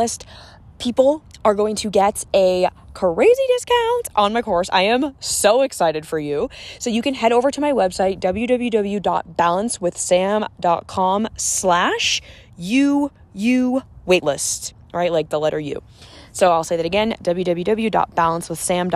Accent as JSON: {"language": "English", "area": "about an hour south of Boston, 20 minutes from Cape Cod", "region": "Massachusetts", "country": "United States", "tie": "born or raised there", "said": "I'm from like the Boston area. And I grew up about an hour south"}